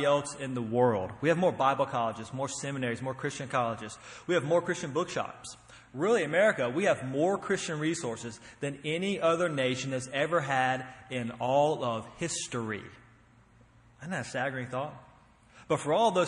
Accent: North Carolina, United States; moved away; also born or lived in Tennessee; I'm from North Carolina originally. Grew up there. Lived in Tennessee for quite a while

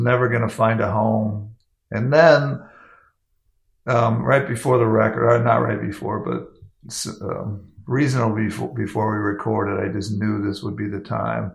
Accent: Hayward, California, United States; moved away; also born or lived in Maine; I grew up in Hayward, California

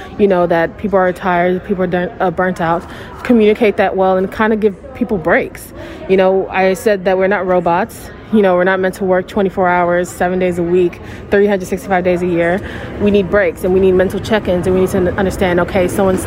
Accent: Houston, Texas, United States; born and raised in Houston, Texas

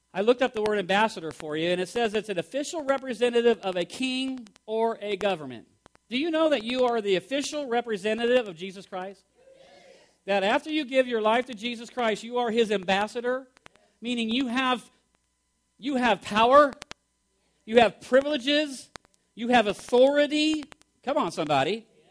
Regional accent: United States; we are Americans here

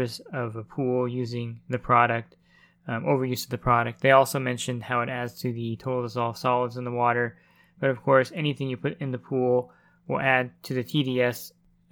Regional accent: New Jersey, United States; I'm from New Jersey

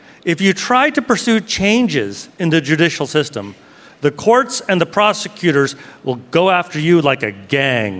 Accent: United States; as an American

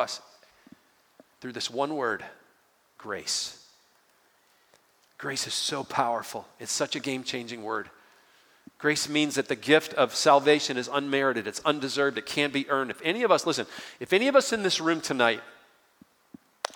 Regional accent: Detroit, Michigan, United States; I grew up outside of Detroit, Michigan

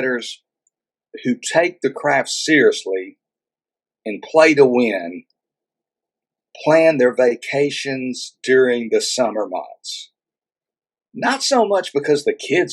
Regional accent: Texas, United States; Here in my home state of Texas

